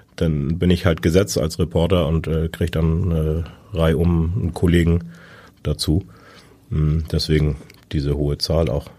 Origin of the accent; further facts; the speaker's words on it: Föhr, Schleswig-Holstein, Germany; Ich bin auf der Insel Föhr geboren.